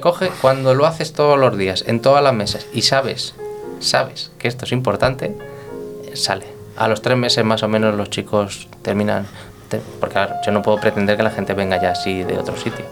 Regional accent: Guadamur, Castilla-La Mancha, Spain; now in Madrid, Spain; soy de Toledo, de un pueblo de 2.000 habitantes que se llama Guadamur

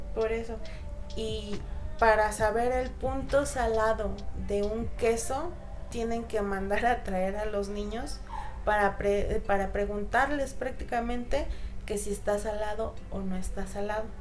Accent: Oaxaca, Mexico

